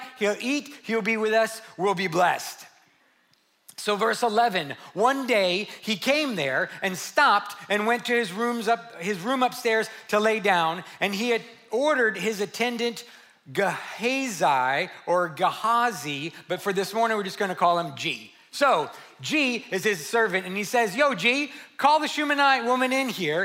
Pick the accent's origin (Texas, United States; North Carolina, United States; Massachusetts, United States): Texas, United States; San Antonio; 2018 makes 30 years that I've worked with junior high, high school, and college age students here in San Antonio. I'm from the West Side.